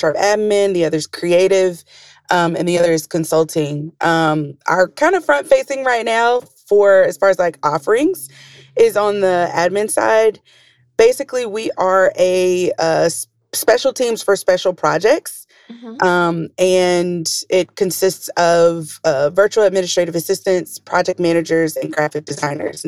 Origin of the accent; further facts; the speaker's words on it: Atlanta, Georgia, United States; moved away; I'm from Atlanta, Georgia